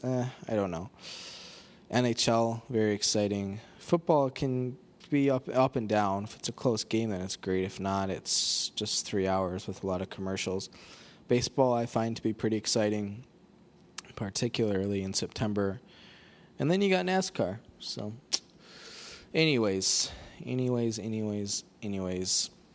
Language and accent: English; Rockford, Illinois, United States; Rockford, Illinois, more or less my hometown.